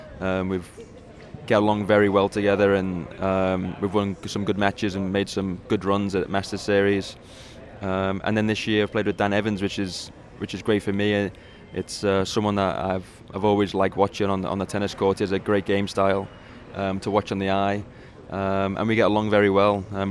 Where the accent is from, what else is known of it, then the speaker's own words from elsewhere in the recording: England, United Kingdom; to be someone to say that I'm a Wimbledon champion is an incredible feeling for someone from England.